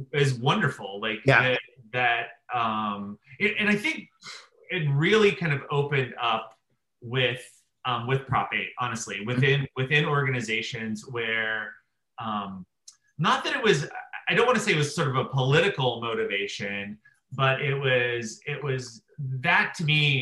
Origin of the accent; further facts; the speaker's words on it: outside of Pittsburgh, Pennsylvania, United States; growing up outside of Pittsburgh, yeah. Pennsylvania